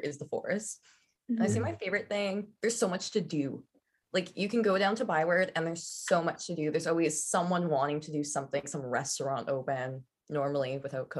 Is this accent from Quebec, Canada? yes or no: no; Thunder Bay, Ontario, Canada; moved away as an adult; now in Ottawa, Canada; I'm from Thunder Bay. It's like 15 hours away